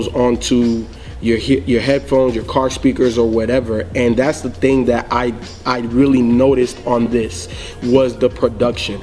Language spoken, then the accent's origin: English; the South, United States; I grew up in the South